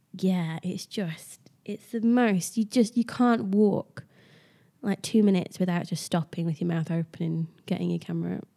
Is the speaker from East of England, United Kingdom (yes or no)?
no; Wales, United Kingdom; I grew up in Wales